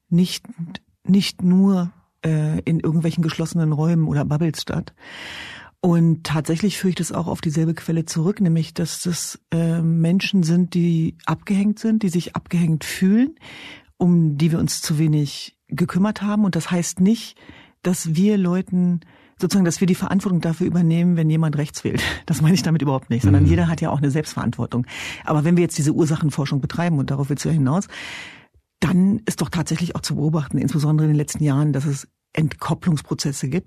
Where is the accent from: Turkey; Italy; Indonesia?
Turkey; Diyarbakır Province; now in Germany; beispielsweise meine Heimatregion Diyarbakir.